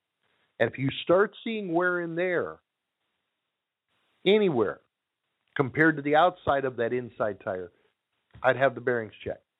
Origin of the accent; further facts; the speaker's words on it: Southern California, United States; 760, Southern California. Okay. That's where I grew up.